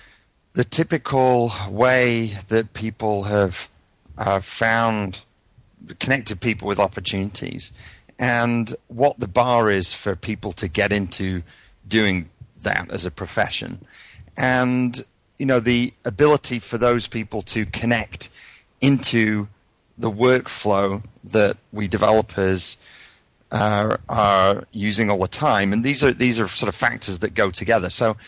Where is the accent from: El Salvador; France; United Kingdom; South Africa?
United Kingdom; moved away as an adult; now in United States